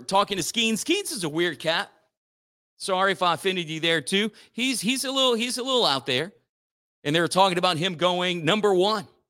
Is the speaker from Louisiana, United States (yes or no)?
yes; Church Point, Louisiana, United States; Votros is in my hometown of Church Point, and it's where I'm coming to you live from